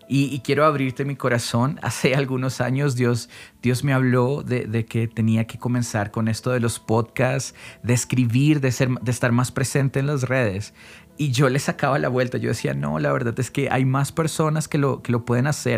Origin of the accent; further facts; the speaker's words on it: Colombia; acá en Colombia